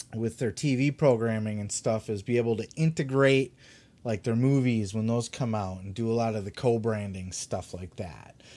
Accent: Grand Rapids, Michigan, United States; my home city of Grand Rapids

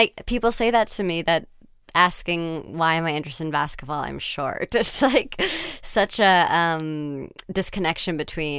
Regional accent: United States; I'm from the United States

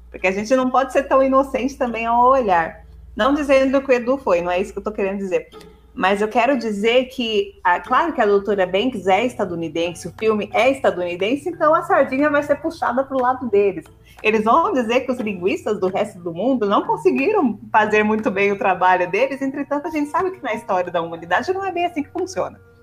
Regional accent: São Paulo, Brazil; Eu e o Eric nós somos, nós somos paulistas

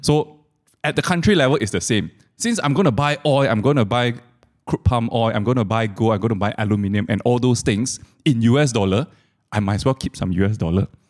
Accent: Malaysia; I'm a Malaysian, I use Malaysian ringgit

